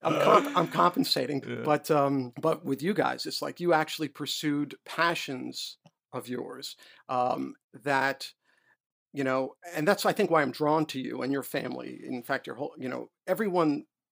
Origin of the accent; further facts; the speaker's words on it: New York City, New York, United States; moved away as an adult; also born or lived in Illinois; now in Washington, United States; I was a white Jewish boy growing up in New York